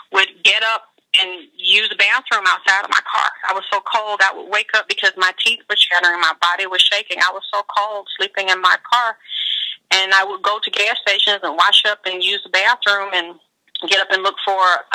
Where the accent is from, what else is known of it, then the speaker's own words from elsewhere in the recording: Georgia, United States; moved away; I came from Georgia, a very repressed spiritual and religious background